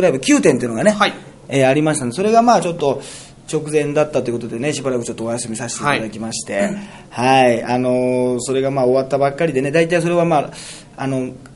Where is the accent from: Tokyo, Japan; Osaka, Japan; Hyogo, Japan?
Hyogo, Japan; Toyooka; 城崎温泉というのは豊岡市ってところにあってね、これ、私のむちゃむちゃ地元なんですよ